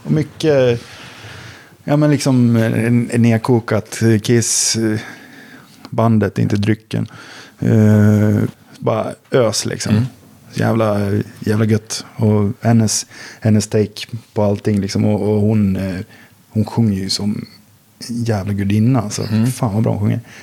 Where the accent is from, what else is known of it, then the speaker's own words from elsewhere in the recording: Sandviken, Gävleborg County, Sweden; moved away as an adult; now in Stockholm, Sweden; Jag bodde i Sandviken då, där, där jag är född och uppvuxen